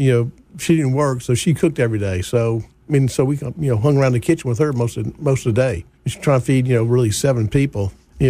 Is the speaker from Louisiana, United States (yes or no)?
yes; Baton Rouge, Louisiana, United States; now in Jackson, United States; My mom and dad moved to Baton Rouge from New Orleans probably about 1952, and I was born in 56, so I was born in Baton Rouge, but my older two siblings were born in New Orleans and later moved.